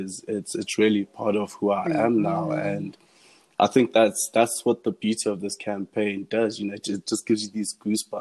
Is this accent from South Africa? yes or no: yes; Johannesburg, Gauteng, South Africa; also born or lived in Diepkloof / Midrand; Our family's been from Joburg entire life. I was born in Diepkloof, in Barra.